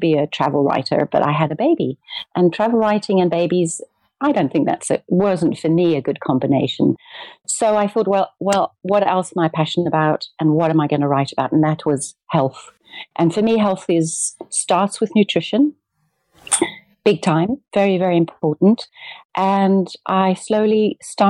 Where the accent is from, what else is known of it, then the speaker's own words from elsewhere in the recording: South Africa; also born or lived in Amsterdam / Cape Town; I'm a South African and I live between Amsterdam and Cape Town, 6 months each